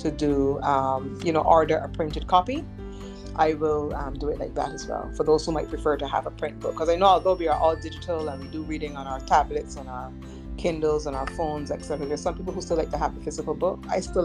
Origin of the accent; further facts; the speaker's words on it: Barbados; another Bajan couple